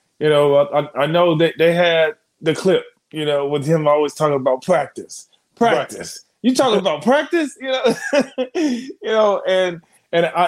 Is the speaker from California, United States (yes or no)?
no; New Orleans, Louisiana, United States; I grew up in New Orleans